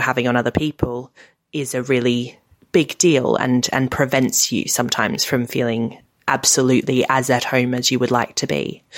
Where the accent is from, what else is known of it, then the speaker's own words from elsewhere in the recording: Australia; now in United Kingdom; I've got the houses I grew up in Australia